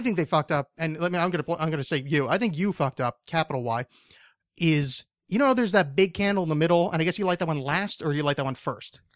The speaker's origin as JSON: {"language": "English", "region": "East Coast", "country": "United States", "tie": "born or raised there", "moved": "yes", "lives_now": "Portland, United States", "said": "I grew up on the East Coast"}